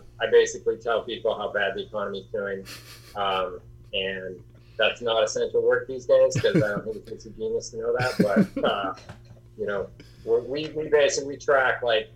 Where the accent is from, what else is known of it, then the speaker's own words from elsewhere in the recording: northern Montana, United States; I was Montana, but way up north, small town